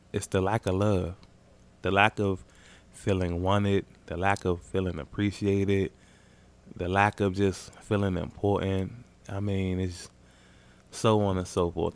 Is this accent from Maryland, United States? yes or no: yes; Maryland, United States; I'm from Maryland